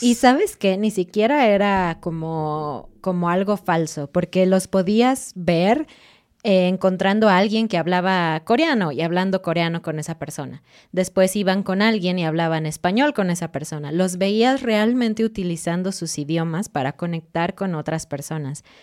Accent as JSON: {"language": "Spanish", "country": "Mexico", "said": "como mexicana"}